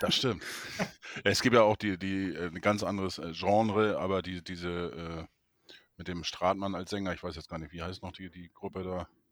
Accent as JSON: {"language": "German", "town": "Neustadt in Holstein", "region": "Schleswig-Holstein", "country": "Germany", "tie": "born or raised there", "moved": "yes", "said": "Aus meiner Geburtsstadt, Neustadt in Holstein"}